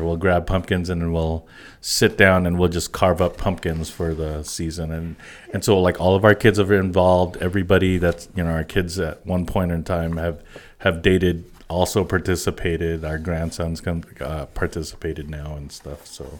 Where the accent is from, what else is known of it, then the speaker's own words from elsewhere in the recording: East Coast, United States; I remember as a kid growing up in the East Coast, and we'd call it autumn.